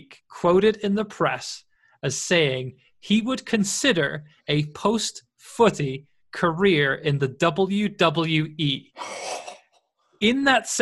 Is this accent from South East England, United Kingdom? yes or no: no; Welsh, Wales, United Kingdom; that being Welsh